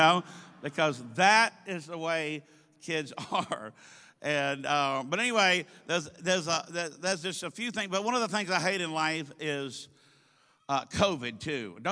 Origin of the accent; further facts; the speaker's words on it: the South, United States; We're from the South.